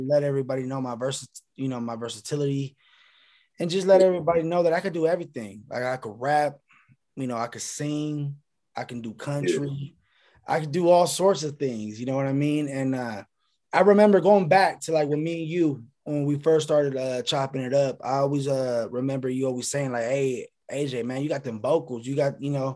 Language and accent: English; Sacramento, California, United States; now in Southern California, United States; I'm from Sacramento, you know, and I stay in SoCal, but you know, my roots are up north